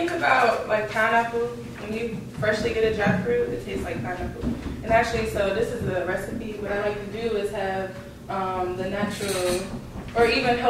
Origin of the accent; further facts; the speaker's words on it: Washington, District of Columbia, United States; also born or lived in Florida; Yes, I grew up in Northeast, but I was all over the city growing up, Southside, Uptown, you know, family everywhere.